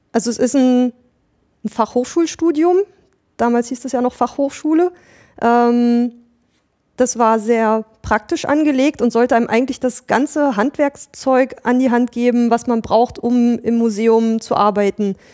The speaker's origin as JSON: {"language": "German", "region": "Mecklenburg-Vorpommern", "country": "Germany", "tie": "born or raised there", "said": "ich bin in Mecklenburg-Vorpommern aufgewachsen, habe da auch mein Abitur gemacht"}